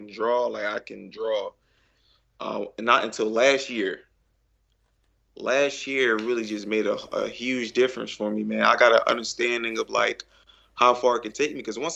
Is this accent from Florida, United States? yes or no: no; Philadelphia, Pennsylvania, United States; from Philly, of course. Right, Philly. Born and raised here